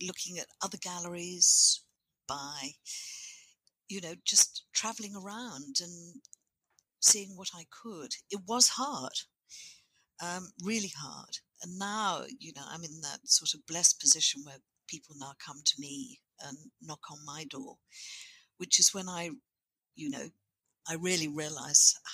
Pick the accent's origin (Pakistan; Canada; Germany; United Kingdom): United Kingdom; England; moved away as an adult; now in Moree, Australia; I was born in England.